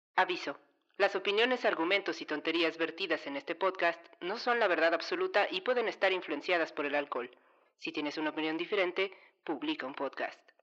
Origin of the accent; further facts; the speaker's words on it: Chilango, Mexico City, Mexico; somos chilangos que no soportan el calor